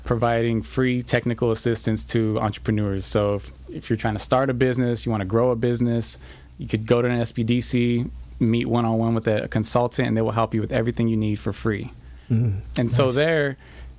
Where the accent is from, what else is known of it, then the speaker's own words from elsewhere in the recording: West Covina, California, United States; also born or lived in La Puente, California / Baldwin Park, California; I'm from the San Gabriel Valley because I've lived in three different cities within the San Gabriel Valley. So in elementary school, we lived in West Covina. So I grew up in West Covina